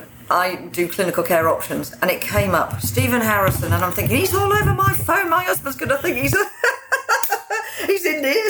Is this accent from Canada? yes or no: no; Isle of Man; I'm Manx